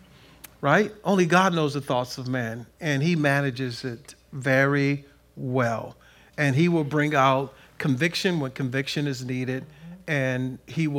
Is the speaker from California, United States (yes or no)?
yes; Compton, California, United States; I grew up in Compton